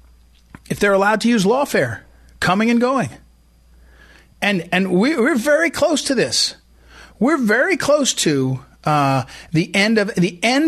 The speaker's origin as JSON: {"language": "English", "region": "Missouri", "country": "United States", "tie": "born or raised there", "said": "my home state of Missouri"}